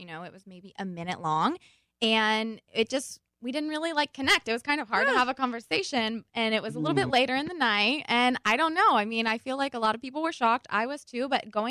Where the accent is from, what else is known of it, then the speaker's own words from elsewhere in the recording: Cumberland, Maryland, United States; now in South Carolina, United States; I'm originally from Maryland, but I live in South Carolina now.